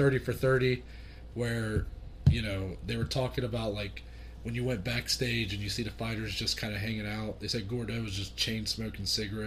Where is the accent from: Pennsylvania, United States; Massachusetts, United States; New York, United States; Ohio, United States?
Ohio, United States; we're from Ohio